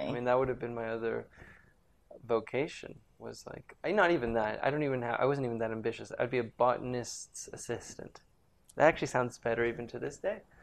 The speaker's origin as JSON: {"language": "English", "town": "Caracas", "region": "Capital District", "country": "Venezuela", "tie": "born or raised there", "said": "I grew up in Venezuela, in Caracas, Venezuela"}